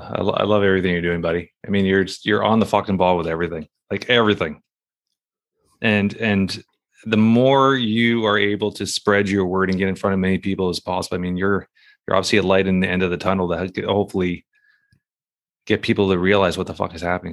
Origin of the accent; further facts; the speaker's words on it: Canada; as a Canadian